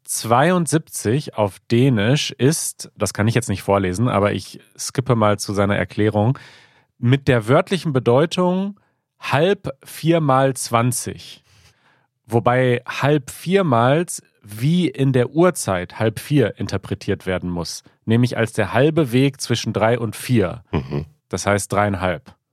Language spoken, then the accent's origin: German; southern Sweden, Sweden; German is a second language; Als Schwede, der in der südlichen Region Schwedens aufgewachsen ist, mit Nähe zu unserem westlichen Nachbarn, habe ich bereits als Kind über dieses faszinierende System gehört.